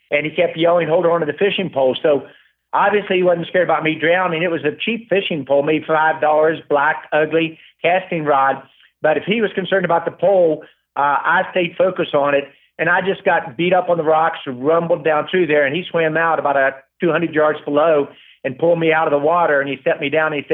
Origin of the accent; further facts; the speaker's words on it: West Virginia, United States; Well, first, I'm very proud of West Virginia. It's a state that I love, really good people.